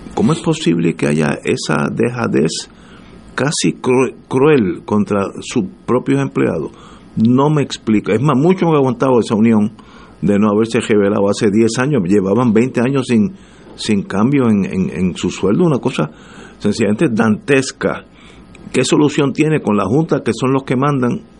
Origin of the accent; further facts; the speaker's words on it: Puerto Rico; yo mientras más vivo en este país, que son ya son unos cuantos años